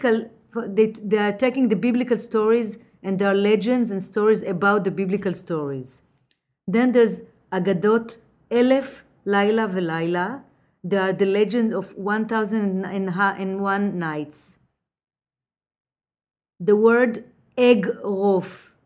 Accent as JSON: {"language": "English", "town": "Jerusalem", "region": "Jerusalem District", "country": "Israel", "tie": "born or raised there", "moved": "yes", "lives_now": "New York City, United States", "said": "I was born in Jerusalem, and when I moved to New York, I worked"}